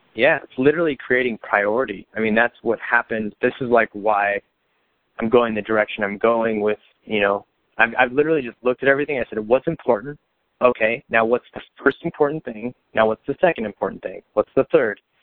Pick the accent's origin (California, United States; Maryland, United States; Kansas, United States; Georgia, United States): California, United States; Bakersfield; growing up in Bakersfield, I mean, while it is a city and people have the wrong perception of it